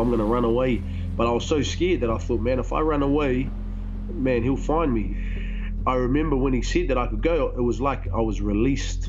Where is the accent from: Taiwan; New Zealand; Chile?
New Zealand; Hawke's Bay; I was raised in the Hawke's Bay